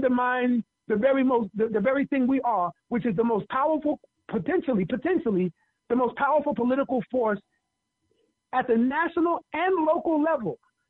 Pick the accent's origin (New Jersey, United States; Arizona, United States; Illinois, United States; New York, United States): New York, United States; I'm a New Yorker that loves Philly.